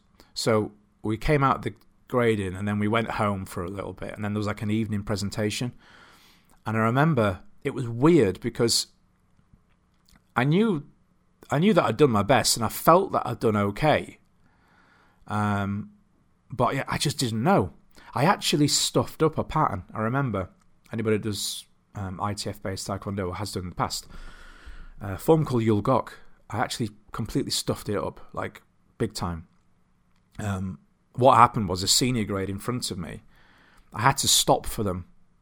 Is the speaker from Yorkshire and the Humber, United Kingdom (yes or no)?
yes; Doncaster, Yorkshire and the Humber, United Kingdom; Because I grew up in a town called Bowlby in Doncaster, which has... I've lost a lot of my accent. It switches on and off, much to my wife's dismay, when I'm around people from where I grew up.